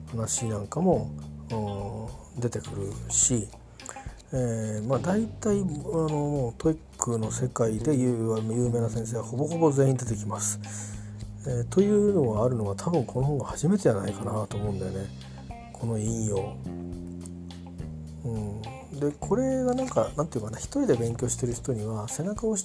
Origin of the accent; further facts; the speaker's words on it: Kimitsu, Chiba, Japan; 僕小中高は千葉県君津市これ隣の市なんですけどにいたしよく富津岬までチャリ銀行でみんなでわーっと出かけていってていうのしてたし